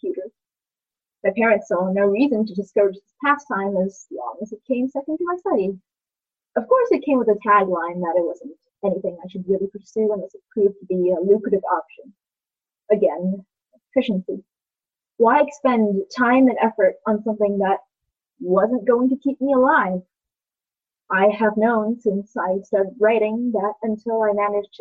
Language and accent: English; Taiwan; now in Seattle, United States; I grew up in Taiwan, and I've done some growing here in Seattle. Taiwan will always be my motherland.